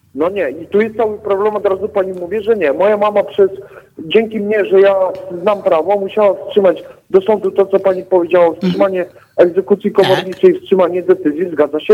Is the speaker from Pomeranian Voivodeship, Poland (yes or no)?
no; Katowice, Silesian Voivodeship, Poland; jestem z Katowic